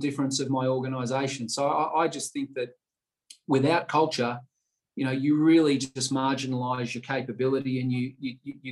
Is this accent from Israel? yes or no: no; Melbourne, Victoria, Australia; also born or lived in London; my Western Bulldogs supporting that I had as a child growing up in Melbourne